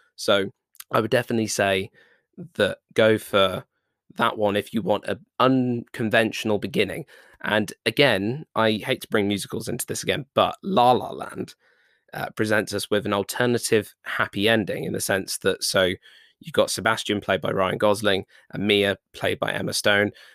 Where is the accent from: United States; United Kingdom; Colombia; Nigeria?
United Kingdom; I'm British